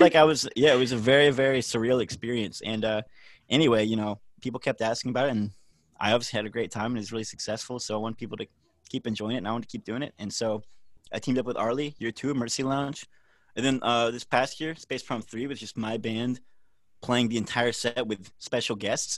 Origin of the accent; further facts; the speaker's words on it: Nashville, Tennessee, United States; I am born and raised in Nashville